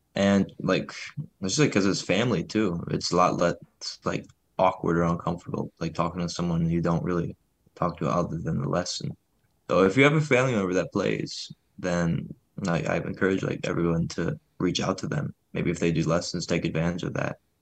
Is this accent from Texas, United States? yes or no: no; Detroit, Michigan, United States; moved away as an adult; now in Ann Arbor, United States; my hometown, like, around Detroit